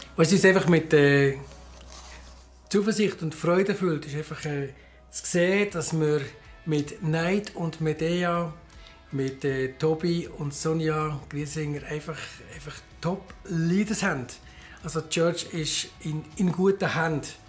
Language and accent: German; Bern, Switzerland; moved away as an adult; also born or lived in Graubünden; now in Chur, Switzerland; Ich bin in Bern aufgewachsen